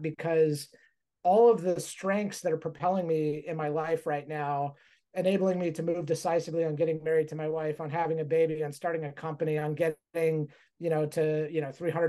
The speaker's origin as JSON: {"language": "English", "area": "Mojave Desert", "region": "California", "country": "United States", "tie": "born or raised there", "said": "I grew up on a cattle ranch in the Mojave Desert"}